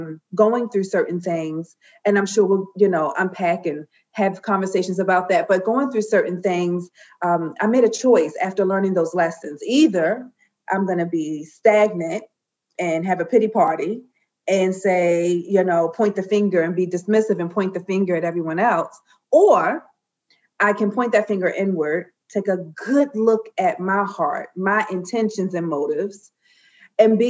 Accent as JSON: {"language": "English", "town": "Baltimore", "region": "Maryland", "country": "United States", "said": "I'm from Baltimore, B-more."}